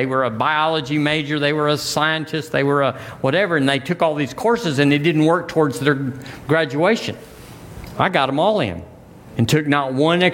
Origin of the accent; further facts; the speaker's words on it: United States; I'm an American